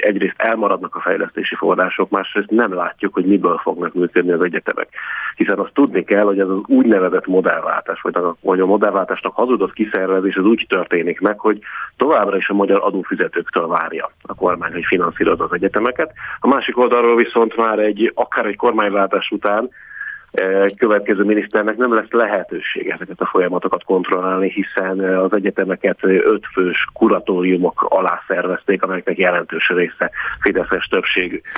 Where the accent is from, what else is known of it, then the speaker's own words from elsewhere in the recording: Pécs, Baranya, Hungary; én magam Pécsi vagyok